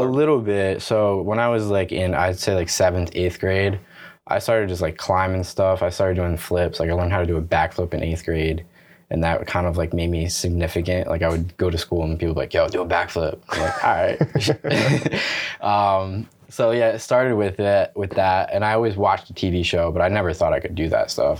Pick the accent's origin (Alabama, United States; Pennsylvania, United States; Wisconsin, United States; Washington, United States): Pennsylvania, United States; Bangor; also born or lived in Somerville, New Jersey; Basically raised in Pennsylvania, right across the Delaware Water Gap in uh, in Pennsylvania, Bangor, Pennsylvania, to be exact